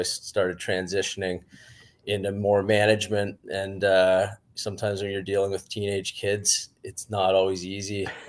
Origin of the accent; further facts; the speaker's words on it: Whitby, Ontario, Canada; I grew up in Whitby, Ontario, and like most kids in Ontario, I just played hockey in my hometown